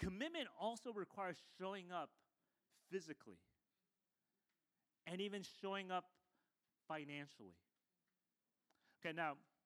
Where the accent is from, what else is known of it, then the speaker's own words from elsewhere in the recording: United States; I was born in the States